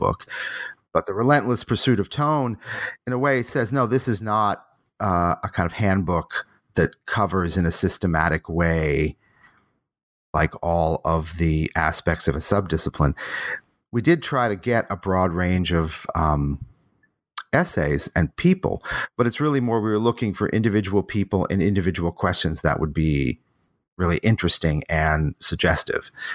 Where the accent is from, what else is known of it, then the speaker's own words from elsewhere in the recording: Boston, Massachusetts, United States; moved away; also born or lived in New Haven, Connecticut / Rochester, New York / Berkeley, California; I was born in Boston